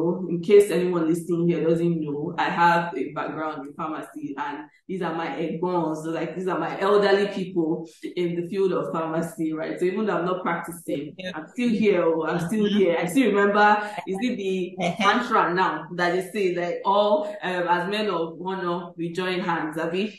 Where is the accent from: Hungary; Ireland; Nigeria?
Nigeria; I'm still a Nigerian to my bone